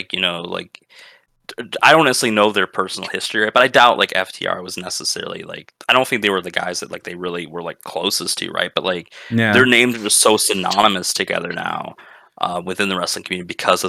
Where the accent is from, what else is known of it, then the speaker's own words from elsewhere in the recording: Michigan, United States; I'm from the North. I'm from Michigan.